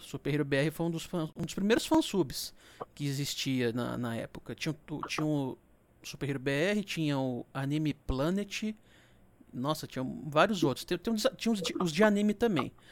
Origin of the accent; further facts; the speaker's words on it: interior of Minas Gerais, Brazil; eu sou do interior de Minas